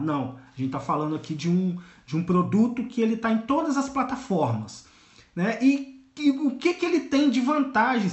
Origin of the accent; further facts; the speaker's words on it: Volta Redonda, Rio de Janeiro, Brazil; Eu sou de Volta Redonda, no interior do Rio de Janeiro